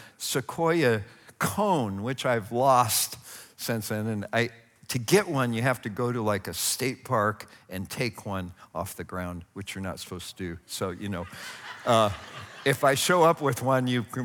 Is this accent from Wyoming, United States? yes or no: no; Northern California, United States; I grew up in Northern California, and about 50 miles from my house were the Calaveras big trees